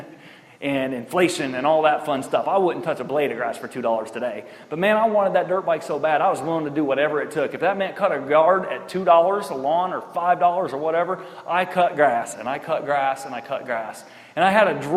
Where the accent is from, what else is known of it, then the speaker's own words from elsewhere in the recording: Richburg, New York, United States; The best part of growing up in Richburg, New York, was that we had woods and we had hills